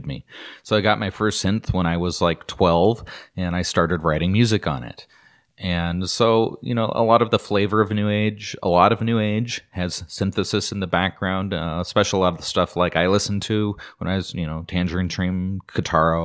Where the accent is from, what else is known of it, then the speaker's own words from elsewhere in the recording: Idaho, United States; Growing up in Idaho, if you were to go to McCall or you go to Sun Valley, Ketchum area, or you just travel around in some of these smaller towns, we have a little touristy towns